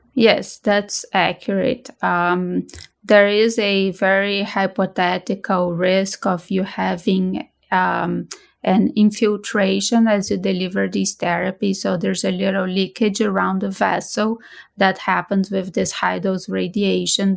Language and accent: English; Brazil; moved away as an adult; also born or lived in Boston; now in United States; I'm originally from Brazil and, uh, I trained previously in Brazil